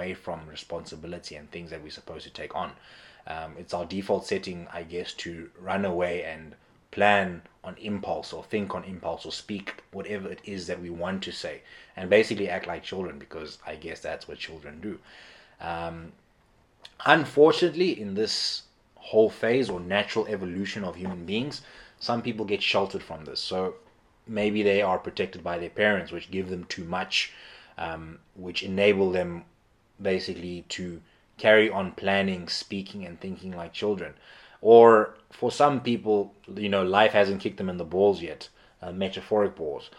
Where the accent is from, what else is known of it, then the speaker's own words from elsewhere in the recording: Eastern Cape, South Africa; I grew up in the Eastern Cape in South Africa